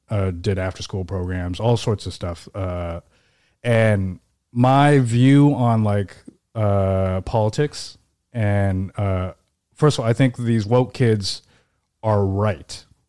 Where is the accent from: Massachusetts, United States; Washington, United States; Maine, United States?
Washington, United States; Seattle; born or raised there; now in New York, United States